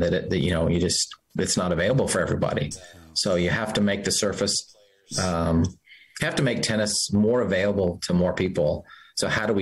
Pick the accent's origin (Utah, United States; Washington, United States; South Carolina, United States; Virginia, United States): Utah, United States; growing up in Utah, high altitude tennis